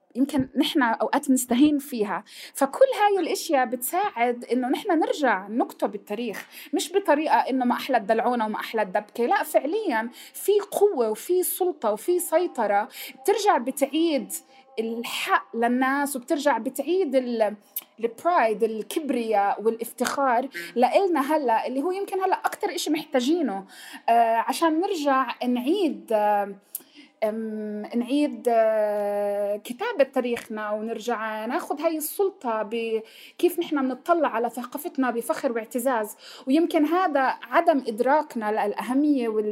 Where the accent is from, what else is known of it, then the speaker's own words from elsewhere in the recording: Palestine; ونحن كفلسطينيين